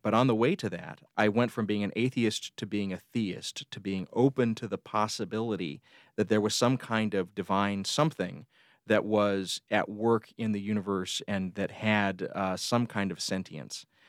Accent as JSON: {"language": "English", "town": "Columbus", "region": "Georgia", "country": "United States", "tie": "born or raised there", "also_born_or_lived": "Phenix City, Alabama", "said": "I grew up, uh, just outside the Fort Benning Military Base in Columbus, Georgia"}